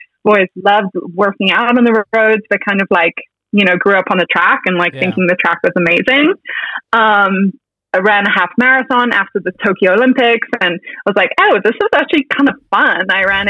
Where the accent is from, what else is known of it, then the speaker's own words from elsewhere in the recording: Cape Town, Western Cape, South Africa; moved away as an adult; also born or lived in Stellenbosch, South Africa; now in United States; I was born and raised in Cape Town, South Africa. And I went to Herschel Girls School in Claremont. And when I was in grade 9, I moved out to Stellenbosch and became a weekly boarder at Rhenish Girls High.